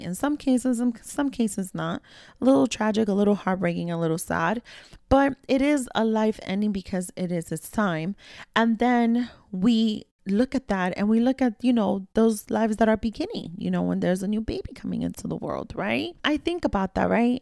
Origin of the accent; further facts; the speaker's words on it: New York City, New York, United States; growing up in New York City, right, again, the daughter of immigrant parents